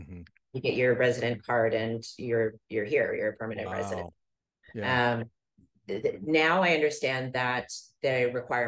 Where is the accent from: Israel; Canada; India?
Canada; moved away as an adult; also born or lived in Bahamas; now in Panama City, Panama; I'm Canadian, and I moved to Panama 6 years ago as a resident. I'm a permanent resident here with the what they call a friendly nations visa.